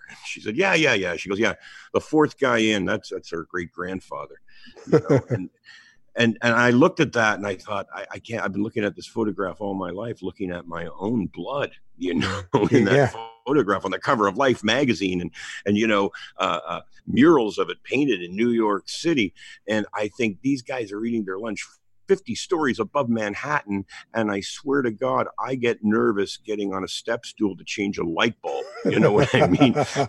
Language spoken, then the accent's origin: English; Hamilton, Ontario, Canada; I grew up on the East Mountain of Hamilton, Ontario